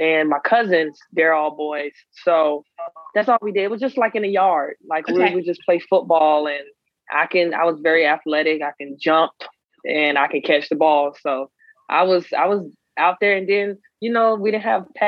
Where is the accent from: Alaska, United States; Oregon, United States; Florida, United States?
Florida, United States; Miami; moved away as an adult; also born or lived in University of Maryland; now in Ukraine; I am from Miami, Florida, born and raised